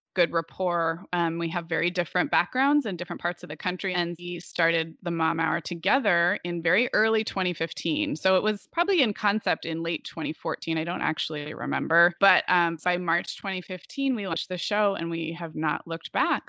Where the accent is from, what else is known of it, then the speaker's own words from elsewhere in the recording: Santa Barbara, California, United States; moved away as an adult; also born or lived in Oregon / Chicago; I was actually in kindergarten when my family moved to Santa Barbara